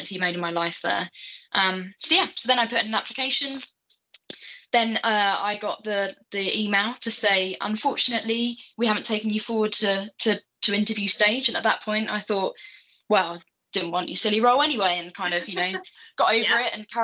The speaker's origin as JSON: {"language": "English", "region": "London", "country": "United Kingdom", "said": "I'm from Southeast London"}